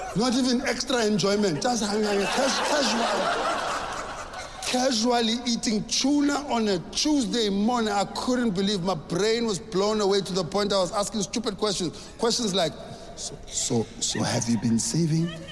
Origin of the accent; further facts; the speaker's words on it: South Africa; I grew up in South Africa